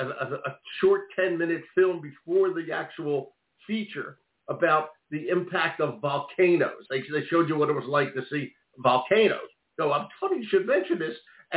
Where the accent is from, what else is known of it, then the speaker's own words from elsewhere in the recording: Philadelphia, Pennsylvania, United States; As you know, I grew up in West Philadelphia, all right?